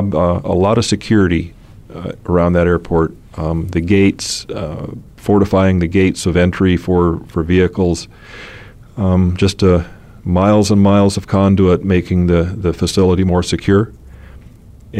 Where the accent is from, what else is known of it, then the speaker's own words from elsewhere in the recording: Phoenix, Arizona, United States; also born or lived in Oil City, Pennsylvania; growing up in Phoenix